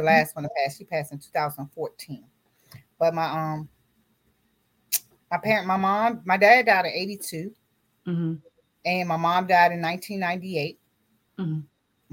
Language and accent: English; Washington, District of Columbia, United States; also born or lived in Roxboro, North Carolina; I was born in North Carolina, Roxboro, North Carolina. And my parents moved to the DMV when I was 6 months old. So I was raised in D.C., Washington, D.C.